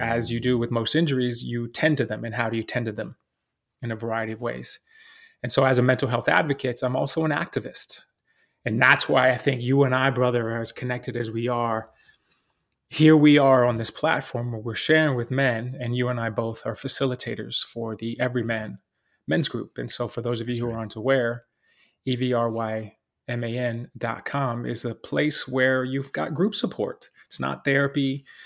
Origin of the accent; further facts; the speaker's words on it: Texas, United States; now in New York City, United States; I'm New York City based, even though I was raised in Texas